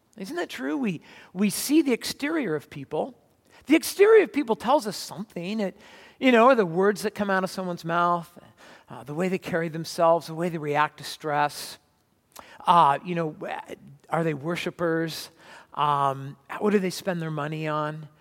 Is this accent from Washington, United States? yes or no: no; California, United States; Where I grew up in California, we had, uh, red clay